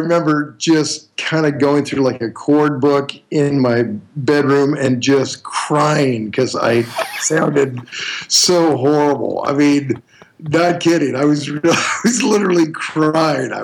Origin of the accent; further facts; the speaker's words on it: Billings, Montana, United States; In Billings, Montana, my hometown